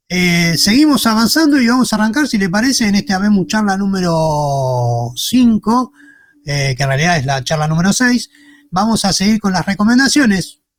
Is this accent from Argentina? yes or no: yes; Argentina; nosotros como argentinos